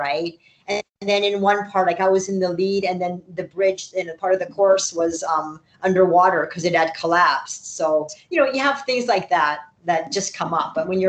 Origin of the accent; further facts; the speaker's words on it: Israel; Every news station and every magazine, even like, I'm from Israel, like, even Israel is contacting, right?